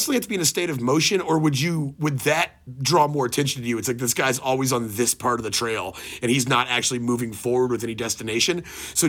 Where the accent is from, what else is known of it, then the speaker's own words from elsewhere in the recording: Texas, United States; growing up in Texas